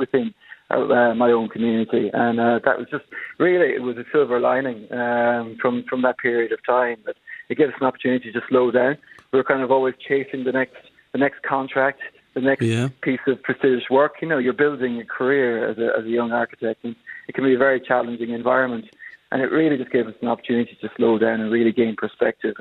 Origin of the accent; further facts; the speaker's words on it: Belmullet, Connacht, Ireland; also born or lived in Dublin / Stockholm / Belfast / London; born and raised in Belmullett. I went to school here